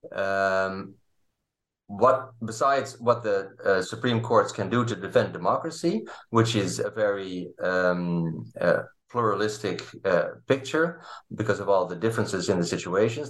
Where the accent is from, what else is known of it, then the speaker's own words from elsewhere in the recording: Leiden, South Holland, Netherlands; I grew up in, uh, in Leiden, in the Netherlands